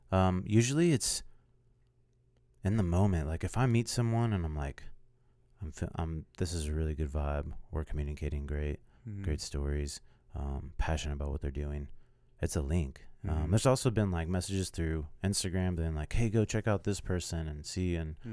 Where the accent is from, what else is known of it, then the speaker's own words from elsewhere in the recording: Fort Scott, Kansas, United States; I moved to Fort Scott, Kansas, which this has nothing to do with military shit.